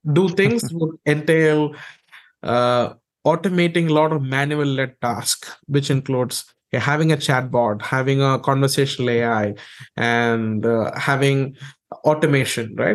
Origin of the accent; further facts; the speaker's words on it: India; I grew up in India